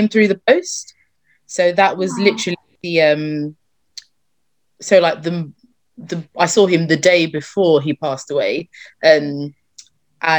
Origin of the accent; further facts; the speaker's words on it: Croydon, London, United Kingdom; I'm from Croydon. That's where I live, born and bred.